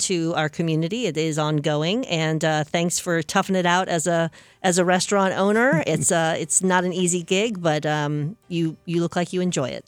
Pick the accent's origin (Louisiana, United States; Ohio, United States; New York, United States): Louisiana, United States; New Orleans; moved away; I am from New Orleans